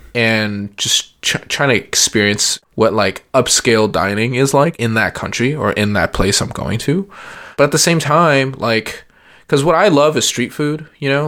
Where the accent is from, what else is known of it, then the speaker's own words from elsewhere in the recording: San Antonio, Texas, United States; moved away; I grew up in San Antonio